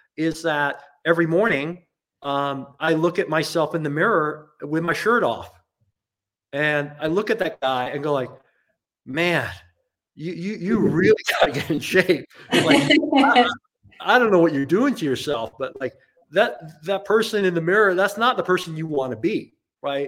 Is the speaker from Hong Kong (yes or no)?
yes; Hong Kong; now in United States; I grew up in Asia in Hong Kong